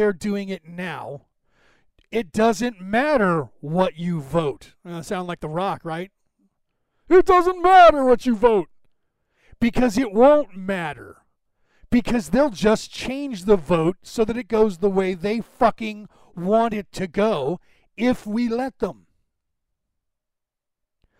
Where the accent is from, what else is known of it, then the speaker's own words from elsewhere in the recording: United States; I was born in America